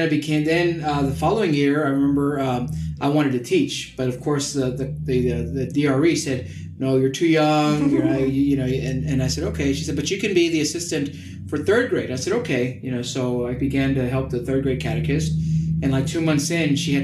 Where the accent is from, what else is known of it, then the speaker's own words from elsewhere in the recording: Hornsby Bend, Webberville area, Texas, United States; my home parish is Santa Barbara Catholic Church out in Hornsby Bend, Weberville area